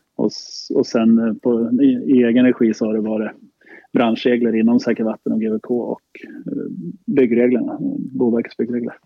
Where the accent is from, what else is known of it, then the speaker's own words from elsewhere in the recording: Sala, Västmanland, Sweden; Jag är uppvuxen i Sala, ja. Eh, strax utanför Västerås.